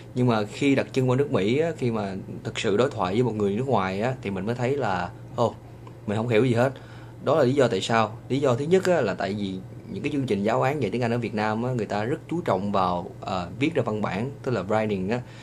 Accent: Vietnam; accent: Vietnamese; moved away as an adult; now in United States; cái giọng của mình cũng chỉ là giọng của người Việt

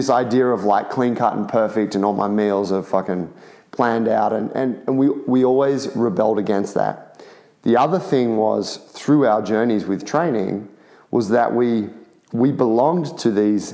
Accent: Sydney, New South Wales, Australia; we're all from Sydney

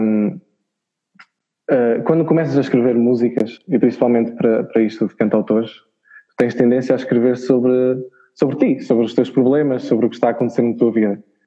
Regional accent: Chaves, Norte, Portugal; sou de Chaves, daqui do norte de Portugal.

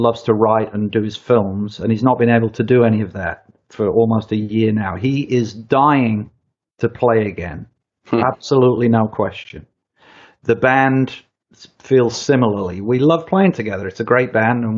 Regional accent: United Kingdom; me as a Brit

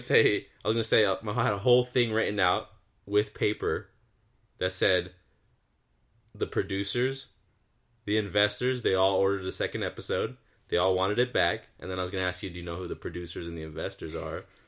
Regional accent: Southern California, United States; We're from SoCal

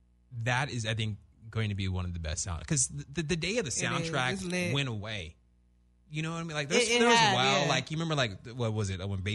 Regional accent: Orange County, California, United States; Yeah, because we're from Orange County.

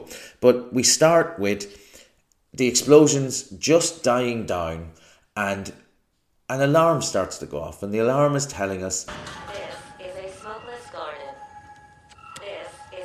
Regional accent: Ireland; I'm an Irish person

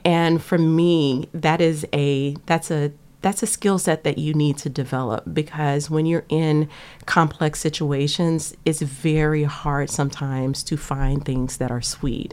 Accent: Lake Charles, Louisiana, United States; now in Cambridge, United States; I am from Lake Charles, Louisiana, on the bayou. Um, grew up there

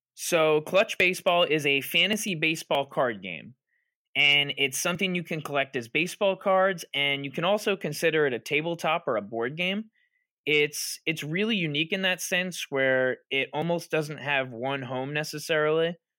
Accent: Long Island, New York, United States; I'm from Long Island

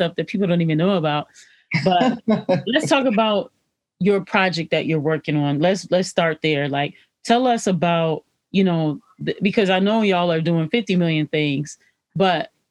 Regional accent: Detroit, Michigan, United States; growing up in Detroit with a Black television station, Black radio station.

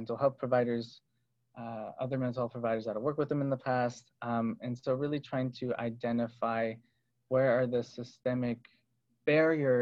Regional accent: Berkeley, California, United States; So I grew up in Berkeley, and I came from a musical background.

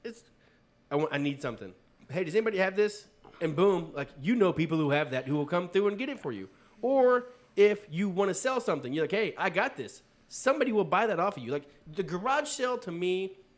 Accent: Columbus, United States; Columbus. Like, oh, my hometown's

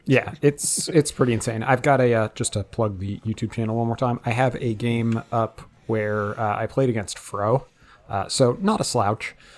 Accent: New England, United States; I'm from New England

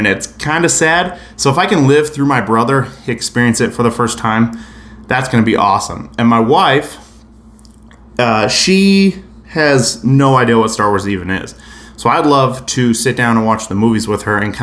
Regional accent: Salt Lake City, Utah, United States; I'm from Salt Lake City, Utah

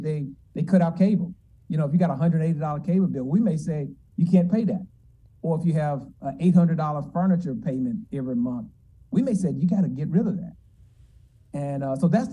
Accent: Memphis, Tennessee, United States; moved away as an adult; also born or lived in Georgia / Durham, North Carolina; I'm originally from Memphis. This is my hometown. I'm a proud graduate of Hamilton High School here in Memphis.

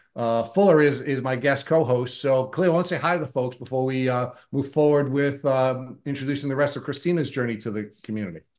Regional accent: Long Island, New York, United States; I grew up in Long Island

